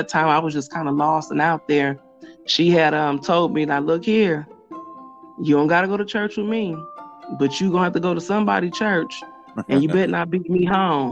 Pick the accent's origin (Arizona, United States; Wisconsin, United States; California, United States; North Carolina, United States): Wisconsin, United States; Milwaukee; I'm originally from Milwaukee, Wisconsin. That's where I was born and raised at.